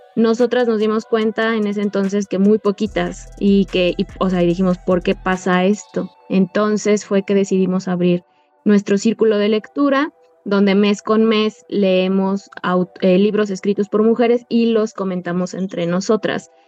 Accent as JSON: {"language": "Spanish", "country": "Mexico", "said": "directora de esta asociación civil que está conformada por 11 mujeres mexicanas"}